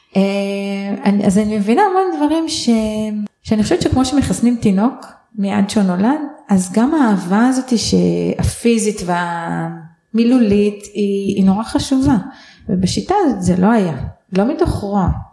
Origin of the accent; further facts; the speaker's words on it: Israel; אני גדלתי בקיבוץ, בלינה משותפת אה, כל חיי עד גיל 18